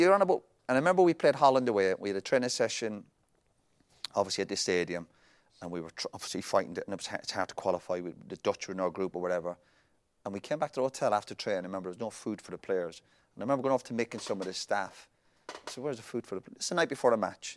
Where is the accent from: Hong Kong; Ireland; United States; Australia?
Ireland; we're Irish